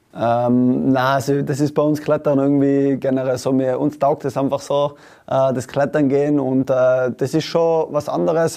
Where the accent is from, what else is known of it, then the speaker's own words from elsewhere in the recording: Tyrol, Austria; in meinem Fall als Tiroler